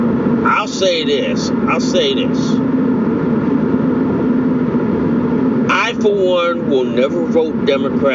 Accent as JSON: {"language": "English", "region": "Connecticut", "country": "United States", "tie": "born or raised there", "said": "my home state"}